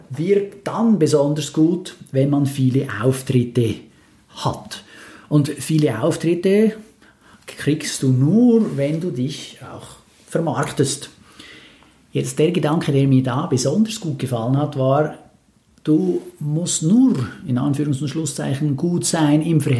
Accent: Switzerland; ja, als Schweizer muss ich ja sagen, ja

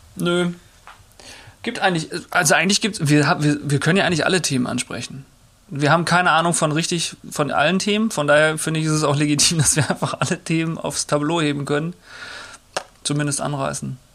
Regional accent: Rheda-Wiedenbrück, North Rhine-Westphalia, Germany; now in Hamburg, Germany; Reda Wiedenbrück heißt die Stadt. Da äh, bin ich groß geworden, in Nordrhein-Westfalen

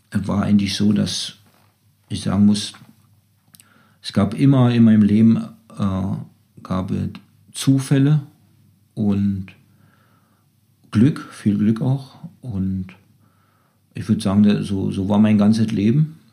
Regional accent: Germany; wir, wir sind aus der DDR gekommen

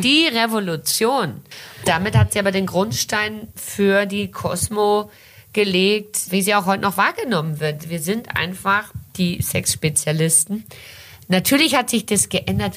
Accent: Brazil; now in Germany; ich bin in Brasilien geboren und aufgewachsen

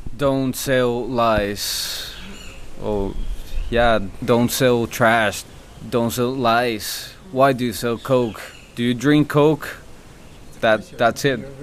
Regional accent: Monterrey, Nuevo León, Mexico; now in Playa del Carmen, Mexico; I'm from Monterrey, Monterrey, Mexico

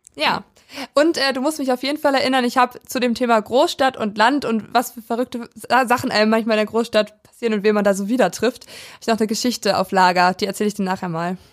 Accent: Weisen, Brandenburg, Germany; now in Schwerin, Germany; Also ich komme aus einem Dorf, aus Weisen

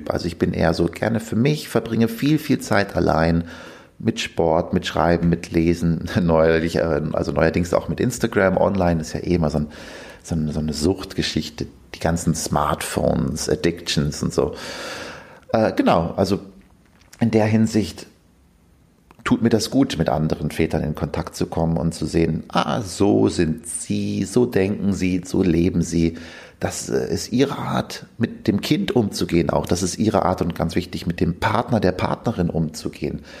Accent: Verl, North Rhine-Westphalia, Germany; now in Zürich, Switzerland; Ich bin gebürtiger Ostwestfale, komme aus Bielefeld, also genauer gesagt aus Verla, einem kleinen Ort in der Nähe von Bielefeld

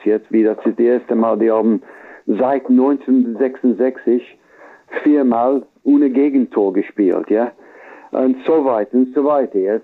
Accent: England, United Kingdom; German is a second language; wir haben ein, ein gutes Gefühl momentan in England

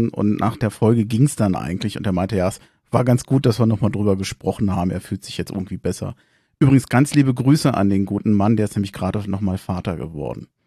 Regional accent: Berlin, Germany; Ich glaube, man kann es als Berliner sehr gut in Köln aushalten

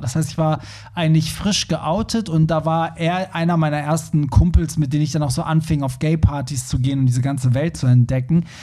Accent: Hamburg, Germany; wir, wir kommen ja aus Hamburg

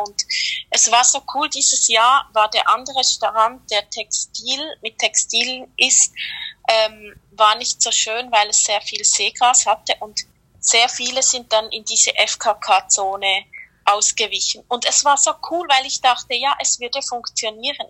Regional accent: Switzerland; ich komme aus der Schweiz

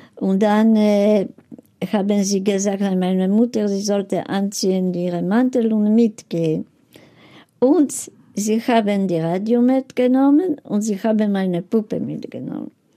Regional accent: Poland; German is a second language; moved away; meine Eltern sind geboren in Polen, ich bin geboren in Polen

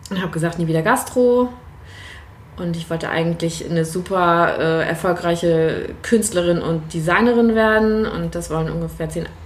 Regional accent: Lübeck, Schleswig-Holstein, Germany; also born or lived in Berlin; Ich habe neun Jahre in Berlin gelebt, bin jetzt wieder zurück in meiner Heimat Lübeck.

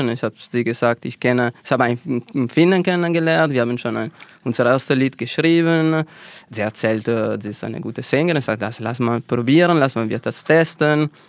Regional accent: Italy; Also, wir haben, ich bin Italiener, ja.

